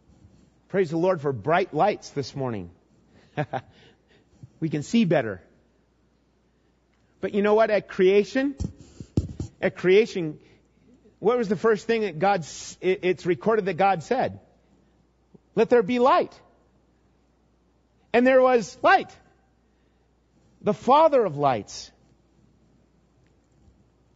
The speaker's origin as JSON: {"language": "English", "region": "Minnesota", "country": "United States", "tie": "born or raised there", "said": "growing up in Minnesota, I remember catching lots of fish."}